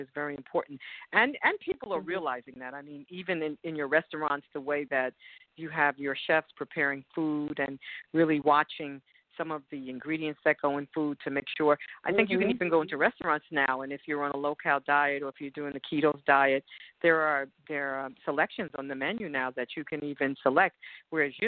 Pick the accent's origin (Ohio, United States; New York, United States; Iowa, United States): New York, United States; New York City; moved away as an adult; now in Texas, United States; I grew up in the Bronx, New York, and I moved to Texas about 5 years ago